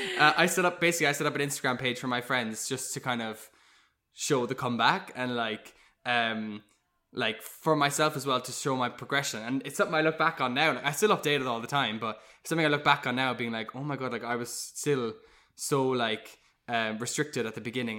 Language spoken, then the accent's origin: English; Cork, Munster, Ireland; moved away as an adult; also born or lived in London; I grew up in Cork